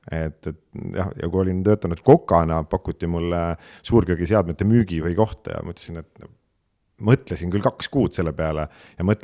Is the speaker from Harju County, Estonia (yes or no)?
yes; Harju County, Estonia; ma olen tõesti, võiks öelda, elupõline harjumaalane ja, ja, ja juurte järgi tegelikult üldse mulk.